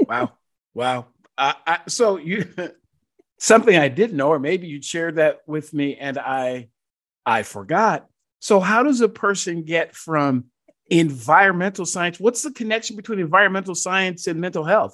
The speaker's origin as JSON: {"language": "English", "region": "Georgia", "country": "United States", "said": "my home state of Georgia"}